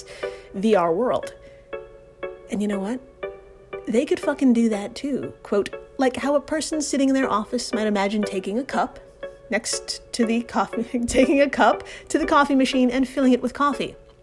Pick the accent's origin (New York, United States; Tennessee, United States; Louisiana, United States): New York, United States; I'm from New York